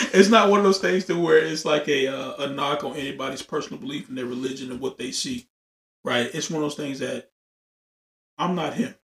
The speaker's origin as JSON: {"language": "English", "region": "Louisiana", "country": "United States", "moved": "yes", "lives_now": "Texas, United States", "said": "I'm from Louisiana"}